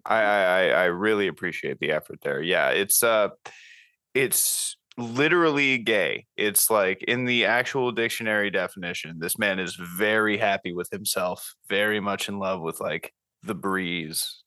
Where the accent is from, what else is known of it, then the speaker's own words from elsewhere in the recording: Florida, United States; moved away as an adult; also born or lived in California / Memphis, Tennessee; now in Knoxville, United States; I grew up in Florida